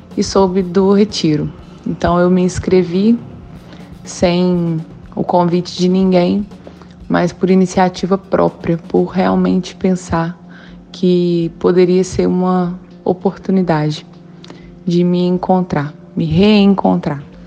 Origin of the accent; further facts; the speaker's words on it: Orizânia, Minas Gerais, Brazil; sou de Orizânia, paróquia São Sebastião